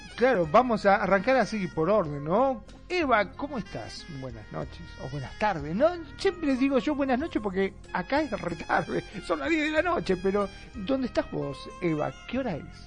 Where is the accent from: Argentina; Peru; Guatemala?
Argentina; el argentino se caracteriza mucho este, donde hablamos automáticamente